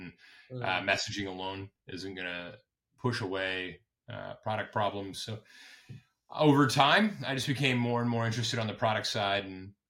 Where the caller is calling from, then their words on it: Hudson Valley, New York, United States; I am calling from upstate New York. We are in Hudson Valley, New York, about 2 hours north of Manhattan.